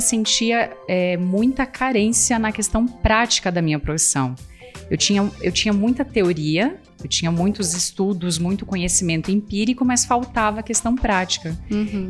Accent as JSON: {"language": "Portuguese", "town": "Chapecó", "region": "Santa Catarina", "country": "Brazil", "tie": "born or raised there", "moved": "as an adult", "lives_now": "São Paulo, Brazil", "said": "Eu sou natural de Chapecó, Santa Catarina."}